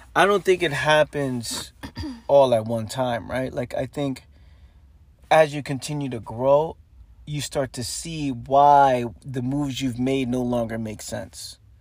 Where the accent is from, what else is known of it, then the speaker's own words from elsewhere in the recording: New York City, New York, United States; growing up in the Bronx, New York